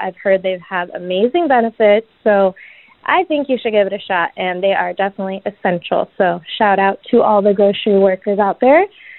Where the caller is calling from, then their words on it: San Diego, California, United States; Hey, Kramer … I'm listening here from San Diego.